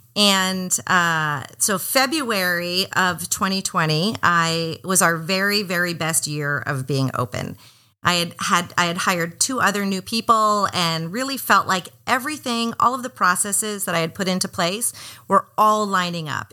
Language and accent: English; Miami, Florida, United States; also born or lived in Atlanta; now in Portland, United States; I'm from Miami originally, and those are kind of like my hometown colors.